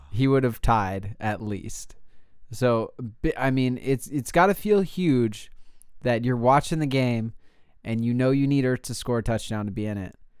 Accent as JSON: {"language": "English", "region": "California", "country": "United States", "said": "I'm from California"}